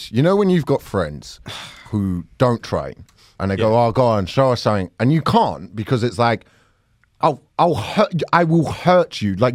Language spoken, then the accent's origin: English; Nigeria; no, because if I'm Nigerian and I get it wrong, it's extra bad.